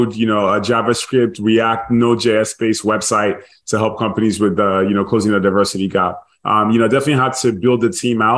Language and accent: English; Nigeria; also born or lived in Dallas / MIT; now in United States; I grew up in Nigeria, born and raised